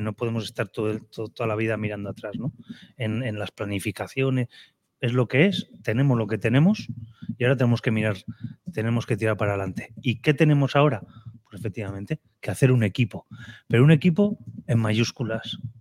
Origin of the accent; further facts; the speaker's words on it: Vitoria-Gasteiz, Basque Country, Spain; also born or lived in Cádiz; now in Málaga, Spain; Soy un chico de Vitoria que vino aquí del Cádiz Club de Fútbol de Primera División.